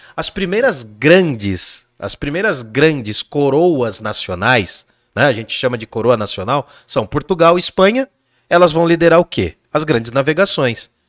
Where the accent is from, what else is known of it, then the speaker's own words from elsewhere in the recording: Jundiaí, São Paulo, Brazil; nasci em Jundiaí